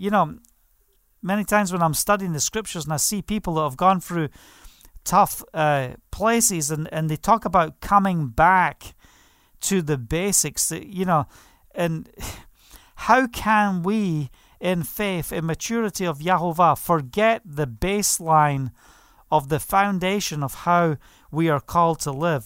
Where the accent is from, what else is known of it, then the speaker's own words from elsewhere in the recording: Scotland, United Kingdom; I was brought up in Scotland